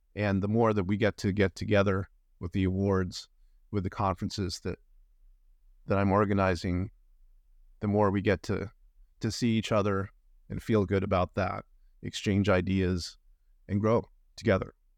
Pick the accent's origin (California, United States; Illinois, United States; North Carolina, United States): California, United States; Los Angeles; moved away as an adult; now in Vancouver, Canada; I'm originally from Los Angeles, California